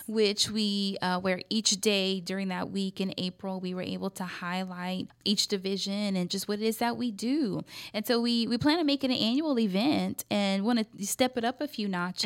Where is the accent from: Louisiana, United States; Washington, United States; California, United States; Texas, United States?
Louisiana, United States; Scott; also born or lived in Arkansas; now in Lafayette, United States; I grew up in Scott. That's considered out in the, the parish. That's municipality, part of Lafayette Parish